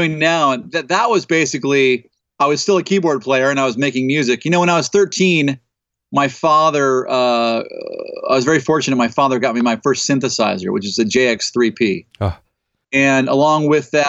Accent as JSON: {"language": "English", "town": "Los Angeles", "region": "California", "country": "United States", "tie": "born or raised there", "said": "growing up in the San Fernando Valley"}